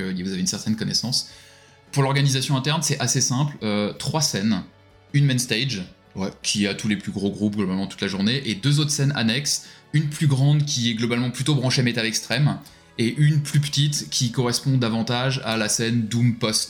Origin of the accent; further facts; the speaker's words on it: France; nous un peu en tant que Français